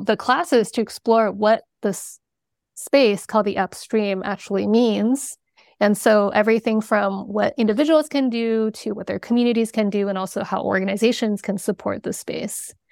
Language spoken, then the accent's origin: English; China; moved away; I was born in China